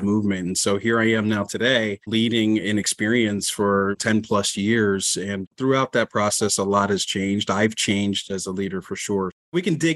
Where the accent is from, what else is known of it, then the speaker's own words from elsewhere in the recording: just outside of Atlantic City, New Jersey, United States; I'm from South Jersey originally, and just outside of Atlantic City